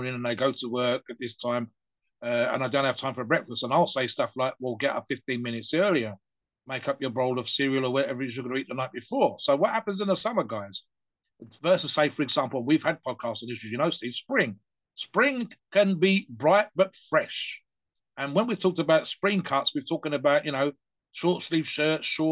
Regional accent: United Kingdom; us British

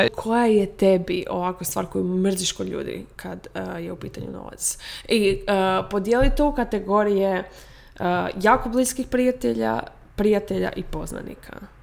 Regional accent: Rijeka, Primorje-Gorski Kotar County, Croatia; moved away; živimo, iz Rijeke smo.

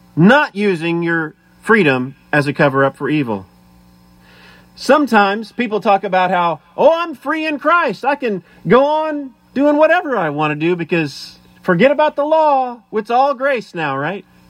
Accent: United States; as American citizens

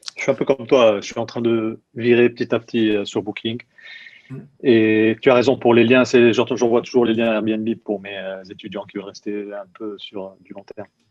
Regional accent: Nice, Provence-Alpes-Côte d'Azur, France; moved away as an adult; also born or lived in London, United Kingdom / Malmö, Sweden / Germany; now in Munich, Germany; je suis de Nice, j'ai grandi à Nice

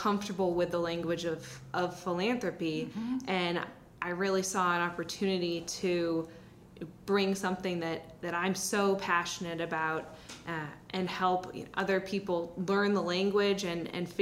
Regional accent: Seattle, Washington, United States; I grew up in the Seattle area

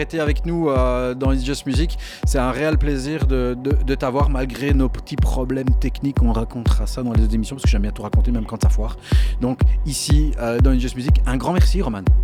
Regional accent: Belgium; je suis de Belgique.

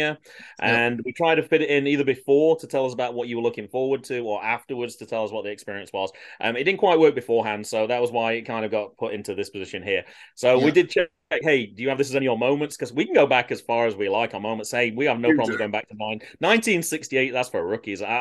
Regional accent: United Kingdom; I'm a Brit

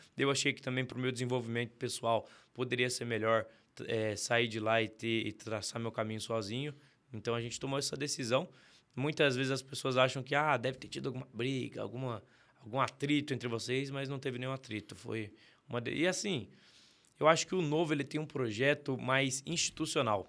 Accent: Sorocaba, São Paulo, Brazil; also born or lived in São José dos Campos; eu nasci em Sorocaba, mas com 11 anos mudei para São José dos Campos

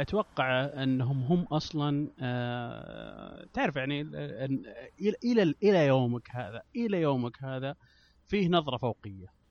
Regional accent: Saudi Arabia; انا من السعوديه

